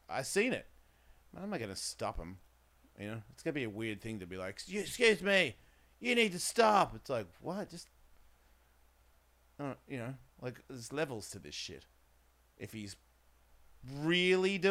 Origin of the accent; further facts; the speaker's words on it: Australia; I'm from Australia.